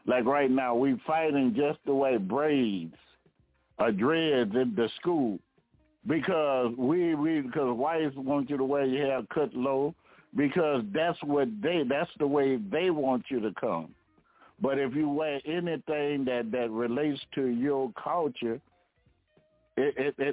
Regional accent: the South, United States; They never knew I was from the South because I don't have that draw.

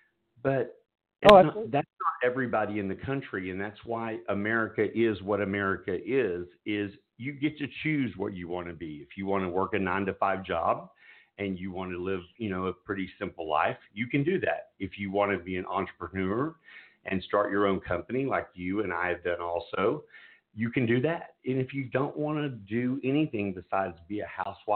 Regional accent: United States; I'm an American.

